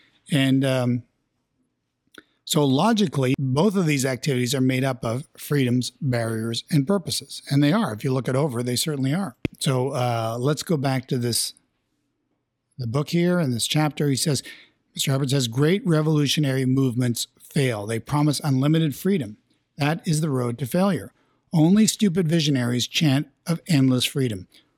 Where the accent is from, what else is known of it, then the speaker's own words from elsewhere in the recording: Canada; We're Canadian, so we'll play hockey any chance we get.